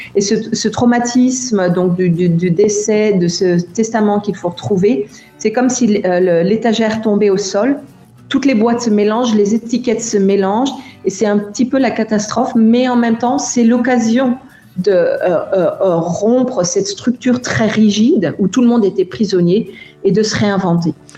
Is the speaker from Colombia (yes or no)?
no; France; also born or lived in India; now in Germany; j'ai quitté la France et où j'ai eu une vision de mon pays différente